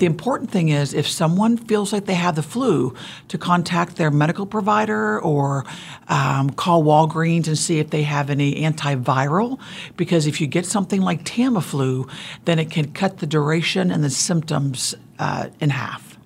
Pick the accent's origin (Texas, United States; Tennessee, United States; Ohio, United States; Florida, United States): Ohio, United States; also born or lived in Kansas; now in Wichita, United States; originally I'm from Ohio